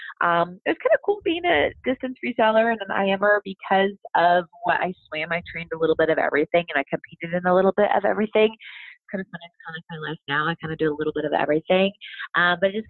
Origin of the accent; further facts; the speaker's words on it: Lake Forest, California, United States; I joined the Summer League swim team in my hometown of Lake Forest, California